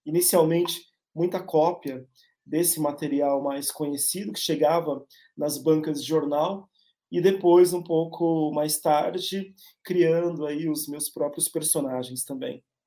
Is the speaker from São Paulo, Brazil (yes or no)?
yes; São Paulo, Brazil; also born or lived in São Bernardo do Campo; eu nasci em São Paulo, uh, lá em São Bernardo, uh, e passei a minha infância na zona leste da cidade de São Paulo